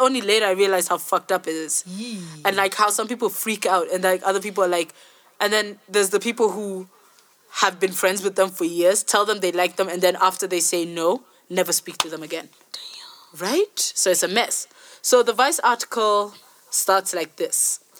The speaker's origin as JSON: {"language": "English", "country": "Kenya", "said": "One person is from Bots and I'm from Kenya."}